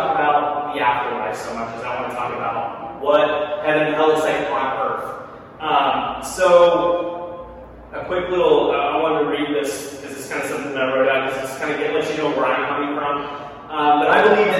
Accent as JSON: {"language": "English", "area": "near Branson", "region": "southern Missouri", "country": "United States", "tie": "born or raised there", "moved": "as an adult", "lives_now": "Philadelphia area, United States", "said": "I grew up in Missouri, southern Missouri, and basically with Branson."}